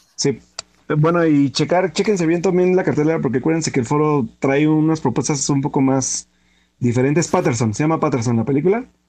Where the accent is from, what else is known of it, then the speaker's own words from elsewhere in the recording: Pachuca, Hidalgo, Mexico; soy de Pachuca